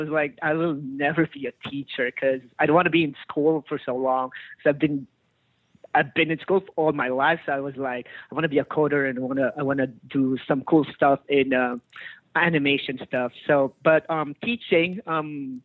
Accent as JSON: {"language": "English", "country": "Philippines", "said": "I'm from the Philippines. I got my education in the Philippines"}